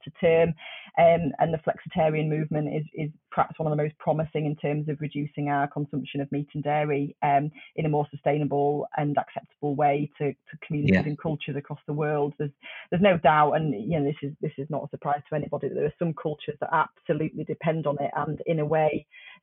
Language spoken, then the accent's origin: English; just outside Sheffield, Yorkshire and the Humber, United Kingdom; I was brought up just outside Sheffield